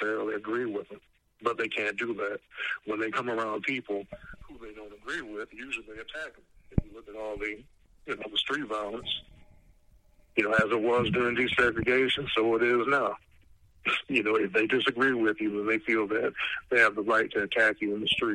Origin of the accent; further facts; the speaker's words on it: Savannah, Georgia, United States; growing up in Savannah